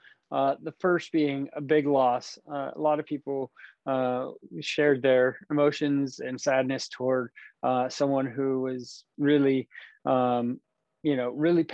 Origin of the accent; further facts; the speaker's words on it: Napa, California, United States; I grew up in Napa and there's nothing here, nothing